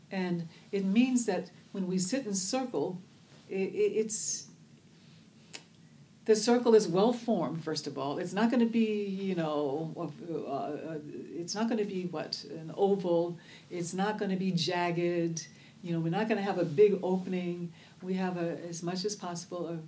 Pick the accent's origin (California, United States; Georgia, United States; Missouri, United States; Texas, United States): California, United States; Oakland; instead of saying … I'm from Oakland, California, and I'm the head of restorative justice.